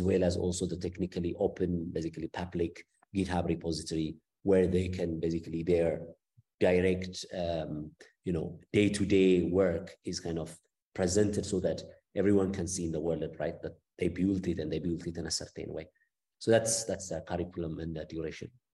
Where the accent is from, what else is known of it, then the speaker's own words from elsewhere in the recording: Ethiopia; moved away as an adult; also born or lived in Cape Town, South Africa / Italy; I'm from Ethiopia, and I was um, basically until my BSc, I was educated in Ethiopia